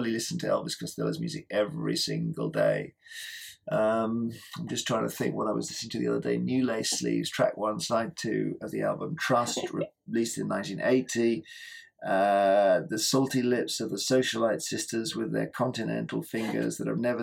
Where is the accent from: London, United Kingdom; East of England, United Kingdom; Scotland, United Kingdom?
London, United Kingdom; Cheam; moved away; I was brought up in Cheam in Surrey.